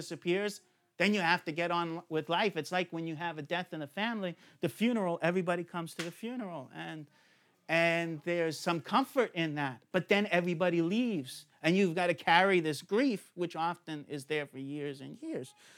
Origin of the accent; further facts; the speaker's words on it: United States; moved away; I'm the alien from America